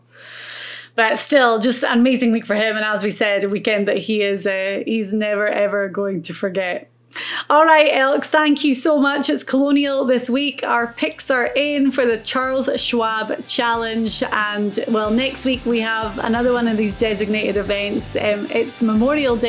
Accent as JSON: {"language": "English", "country": "Ireland", "said": "As an Irish."}